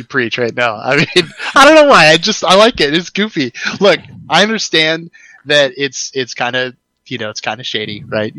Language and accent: English; United States; I'm ordering as an American because I am, obviously.